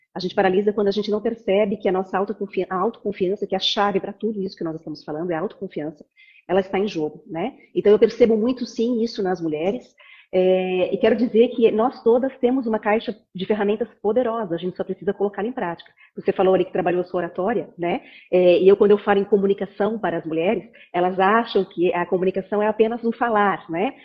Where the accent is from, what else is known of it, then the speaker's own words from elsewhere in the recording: Jaraguá do Sul, Santa Catarina, Brazil; moved away as an adult; also born or lived in Barcelona, Spain; now in Blumenau, Brazil; sou de Aragua do Sul, mas vim aqui para a FURB fazer publicidade e propaganda